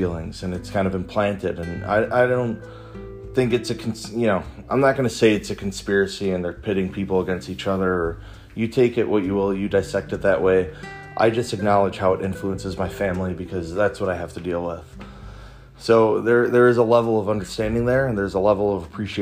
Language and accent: English; Chicago, Illinois, United States; I'm Puerto Rican and I grew up in Chicago